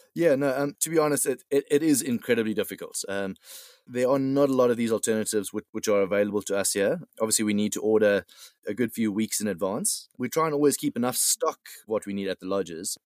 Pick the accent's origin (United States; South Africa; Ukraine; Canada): South Africa; moved away; being being South African myself